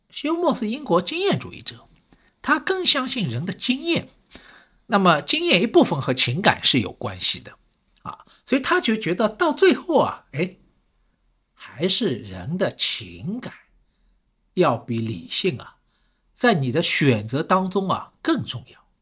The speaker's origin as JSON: {"language": "Chinese", "region": "Shanghai", "country": "China", "said": "我是上海人"}